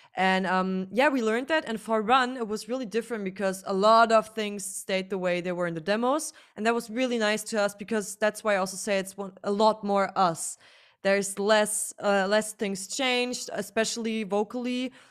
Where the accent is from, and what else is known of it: Germany; first language German; English is a second language